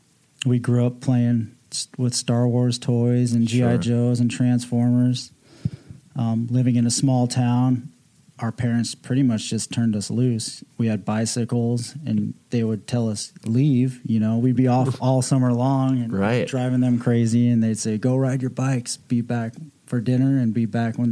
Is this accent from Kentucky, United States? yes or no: no; Las Vegas, Nevada, United States; born or raised there; also born or lived in Iowa